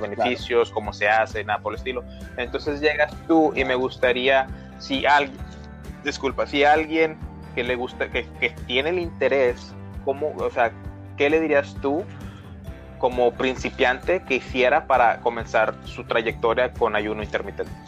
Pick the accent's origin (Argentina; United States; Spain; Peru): United States; Brownsville, Texas; Somos de Bronzeville, Texas, es ciudad fronteriza con México, entonces hablamos mucho español por acá.